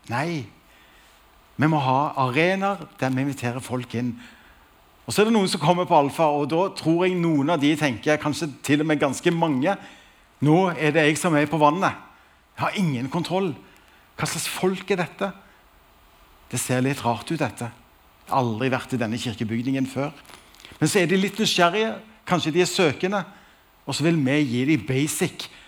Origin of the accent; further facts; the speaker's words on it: Stavanger, Rogaland, Norway; Jeg er fra Stavanger og har altså gleden av å være nasjonal leder i Alfa Norge.